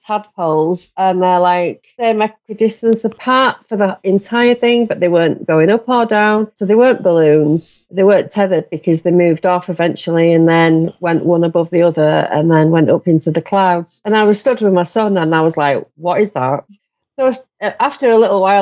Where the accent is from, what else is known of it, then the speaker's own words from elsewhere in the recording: Yorkshire and the Humber, United Kingdom; I'm from Yorkshire